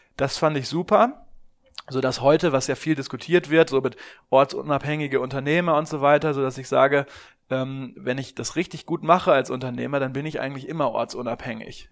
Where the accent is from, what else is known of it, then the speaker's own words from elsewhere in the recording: Germany; gerade als Deutscher